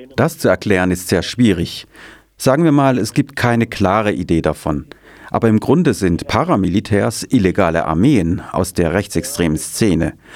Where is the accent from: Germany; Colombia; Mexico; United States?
Colombia; Santa Marta, Magdalena; moved away as an adult; Im Norden Kolumbiens in Santa Marta, das ist der Ort, wo ich herkomme